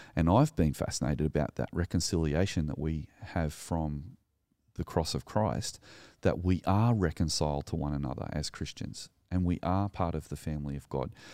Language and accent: English; New South Wales, Australia; also born or lived in Sutherland Shire; I'm a male, I live in the Southern Shire, I'm Australian